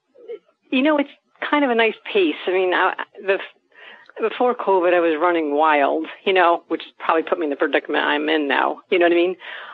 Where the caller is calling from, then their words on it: New York, United States; I am from New York, near the Westchester area